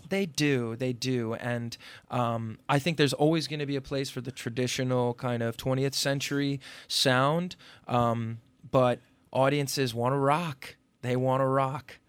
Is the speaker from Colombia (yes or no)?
no; Upper Bergen County, New Jersey, United States; also born or lived in Brooklyn, New York; I grew up in New Jersey in, uh, um, sort of affluent, uh, Upper Bergen County suburb